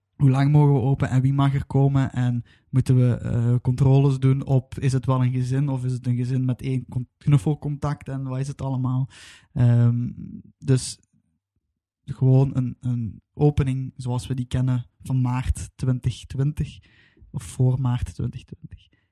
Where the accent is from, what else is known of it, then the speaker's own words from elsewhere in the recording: Belgium; wij als Belgen, of ik als Belg